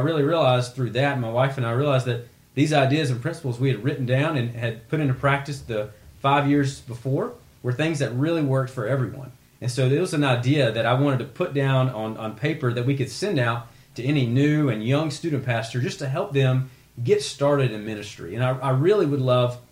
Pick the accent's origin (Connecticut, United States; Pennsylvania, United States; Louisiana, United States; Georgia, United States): Georgia, United States; I'm from Georgia, went to the University of Georgia